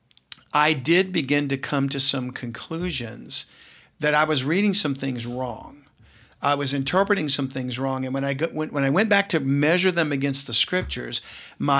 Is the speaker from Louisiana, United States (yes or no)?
yes; South Louisiana, United States; growing up in South Louisiana, in a family that didn't attend a church